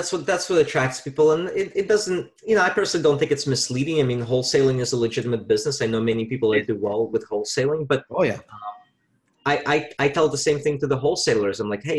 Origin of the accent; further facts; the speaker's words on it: Virginia, United States; now in New York, United States; I invested with a buddy of mine back home in my home state of Virginia.